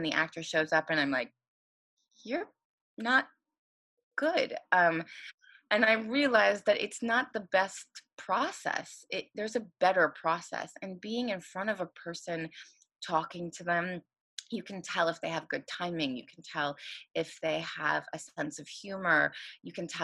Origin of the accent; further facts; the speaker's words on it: Los Angeles, California, United States; I'm from Los Angeles and I moved back to Los Angeles